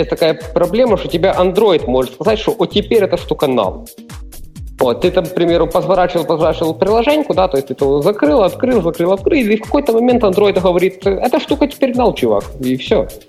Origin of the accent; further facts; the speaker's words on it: Ternopil Oblast, Ukraine; first language Ukrainian; Russian is a second language; now in Chernivtsi, Ukraine; Родився на Тернопільщині, ще ж проживаю в Чернівцях